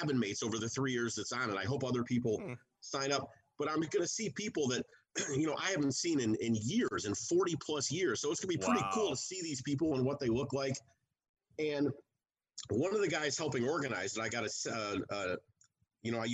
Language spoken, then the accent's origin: English; outside of Chicago, Illinois, United States; I grew up outside of Chicago